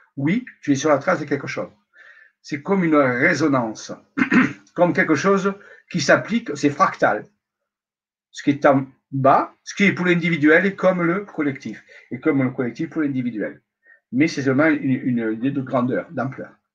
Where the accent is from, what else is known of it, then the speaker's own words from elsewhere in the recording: Marseille, Provence-Alpes-Côte d'Azur, France; je suis marseillais.